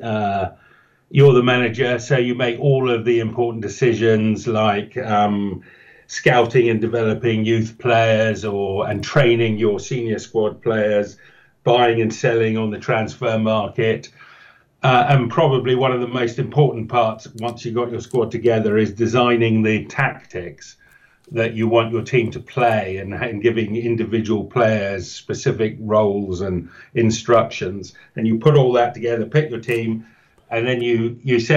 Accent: Wales, United Kingdom; now in Oxfordshire, United Kingdom; being a Welshman

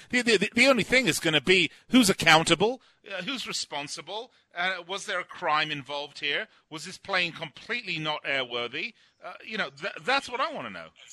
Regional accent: Las Vegas, Nevada, United States; Currently, the coach of my hometown team, the Las Vegas Lights

